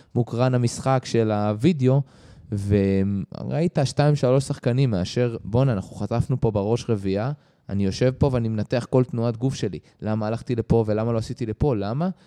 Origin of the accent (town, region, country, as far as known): Israel